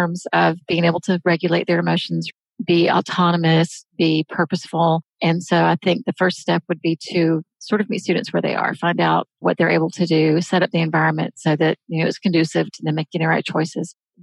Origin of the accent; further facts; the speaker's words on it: the South, United States; I was born in the South, raised in the South.